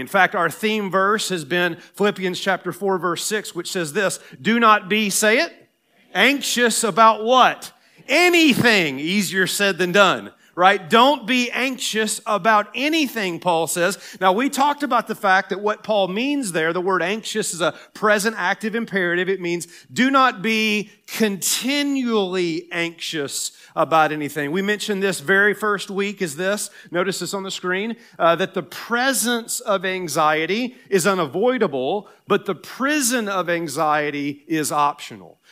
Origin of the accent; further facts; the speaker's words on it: Tennessee, United States; I'm from Tennessee